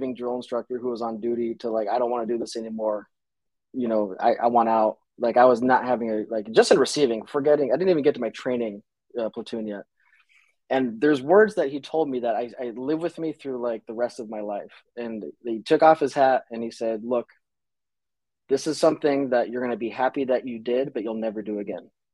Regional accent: Las Vegas, Nevada, United States; moved away as an adult; I was born and raised in Las Vegas, Nevada

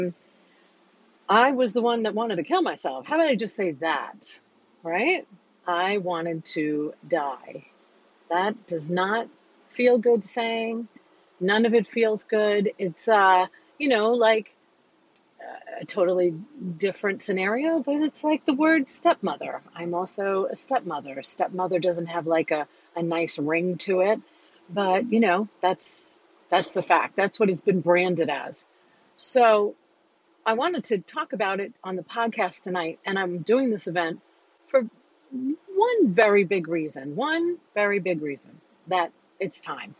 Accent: New York, United States; I'm a New Yorker

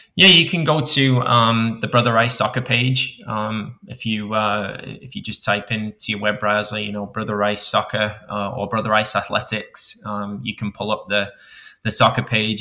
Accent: Manchester, North West England, United Kingdom; moved away; I was raised in Manchester

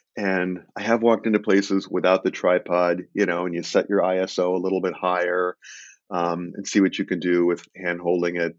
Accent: Illinois, United States; I grew up in Illinois

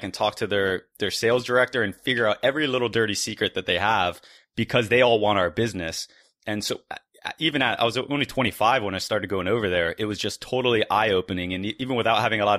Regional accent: United States; I'm an American citizen.

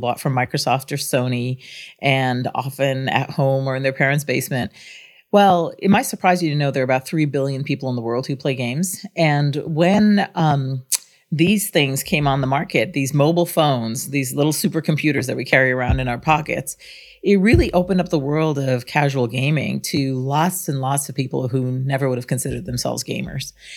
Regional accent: Guyana; also born or lived in Singapore / France; now in United States; I was born outside the United States. I'm of Indian descent, but from British Guyana in South America. And we were immigrants to the United States

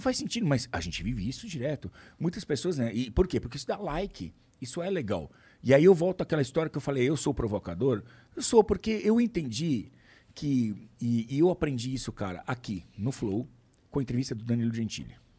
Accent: Brazil

